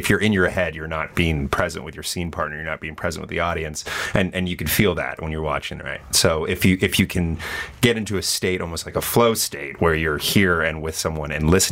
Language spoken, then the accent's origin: English; Montreal, Quebec, Canada; now in Toronto, Canada; I'm from Montreal and we do a lot of narrative improv out there